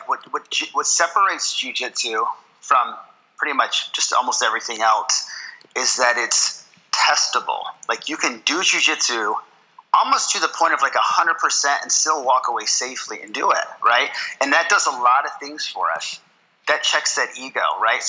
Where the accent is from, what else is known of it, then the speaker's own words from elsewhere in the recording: Watertown, New York, United States; also born or lived in Syracuse, New York; I grew up actually up in Watertown up until I was about 11 or 12 years old, and then we moved to Syracuse.